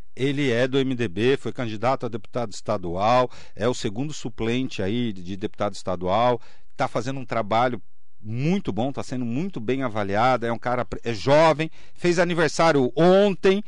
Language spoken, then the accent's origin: Portuguese; Mogi das Cruzes, São Paulo, Brazil; todos nós mogianos